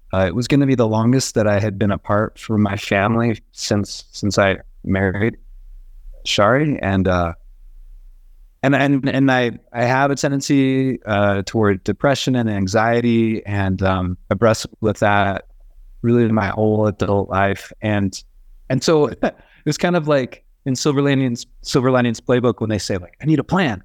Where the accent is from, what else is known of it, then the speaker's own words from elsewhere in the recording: Boise, Idaho, United States; now in Bogota, Colombia; I'm from Boise.